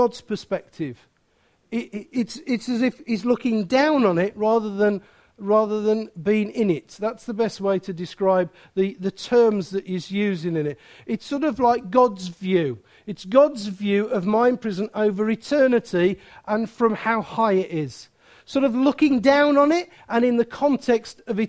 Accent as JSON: {"language": "English", "town": "Wolverhampton", "region": "West Midlands", "country": "United Kingdom", "said": "I'm from Wolverhampton"}